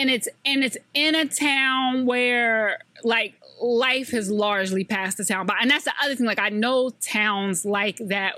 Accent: the South, United States; I love this show because I'm from the South.

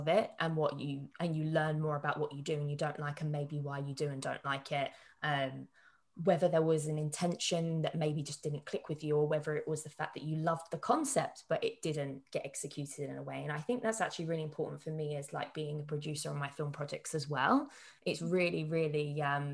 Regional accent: London, United Kingdom; I'm from London

